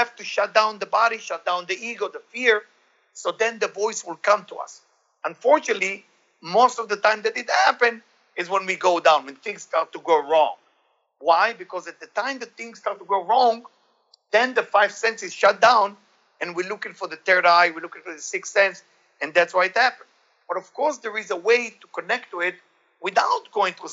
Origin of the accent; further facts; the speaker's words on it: Israel; I grew up in Israel.